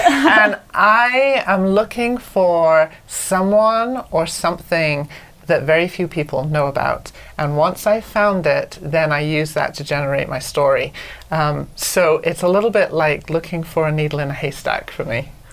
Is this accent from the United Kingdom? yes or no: yes; Anglesey, Wales, United Kingdom; moved away as an adult; now in United States; I'm from Anglesey, which is a little island off the north coast of Wales